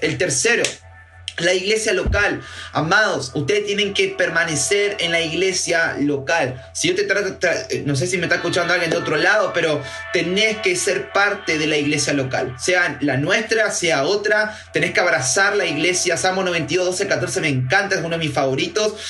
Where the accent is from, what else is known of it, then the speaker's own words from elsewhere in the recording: Patagonia, Neuquén, Argentina; now in Santa Fe, Argentina; vengo de la Patagonia, soy neuquino